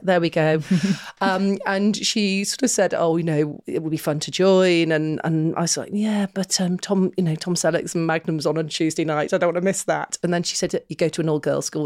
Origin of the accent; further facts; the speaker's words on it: Manchester, North West England, United Kingdom; we were growing up in Manchester